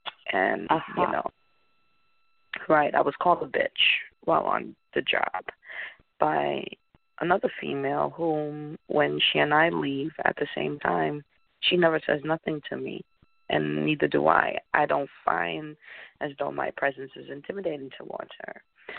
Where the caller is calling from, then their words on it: Connecticut, United States; I'm calling in from Connecticut.